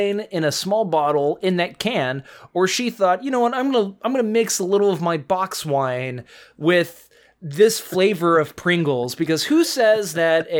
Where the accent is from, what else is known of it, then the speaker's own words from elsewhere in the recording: Tomball, Texas, United States; now in Los Angeles, United States; growing up in Tomball, Texas